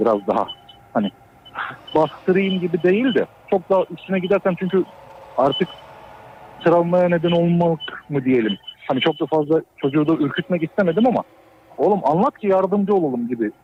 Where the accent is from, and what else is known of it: Düzce, Turkey